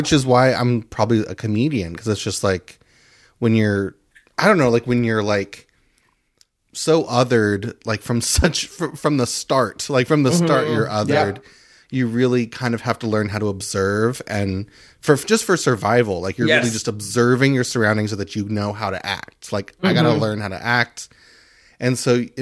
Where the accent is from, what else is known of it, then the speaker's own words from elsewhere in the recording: Christian County, Kentucky, United States; also born or lived in Fort Campbell, Kentucky; I was born in Fort Campbell, Kentucky, which is an army base